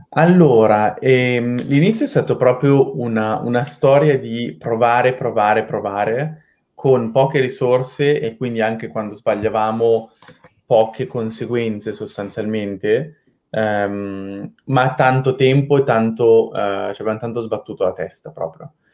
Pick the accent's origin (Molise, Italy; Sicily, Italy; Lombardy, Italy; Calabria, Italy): Lombardy, Italy; Milan; moved away as an adult; also born or lived in London; Io sono di Milano, sono nato nell'87, uh, ehm, quindi ho 34 anni quest'anno, a novembre, e ho fatto prima il liceo classico uh, a Milano